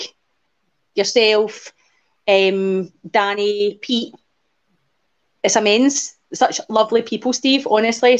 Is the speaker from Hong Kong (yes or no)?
no; Renfrew, Scotland, United Kingdom; also born or lived in Paisley, Renfrewshire / Fife; now in Glasgow, United Kingdom; I was born in Paisley, Renfrewshire. And I grew up in Renfrew